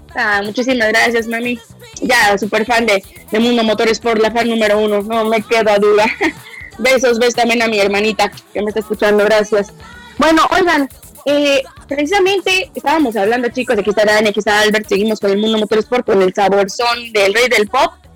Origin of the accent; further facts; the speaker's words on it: Mexico City, Mexico; moved away; yo soy orgullosamente de la Ciudad de México